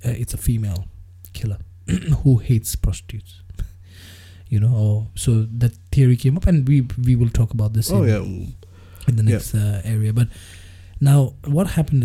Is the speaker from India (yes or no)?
yes; India; I'm Indian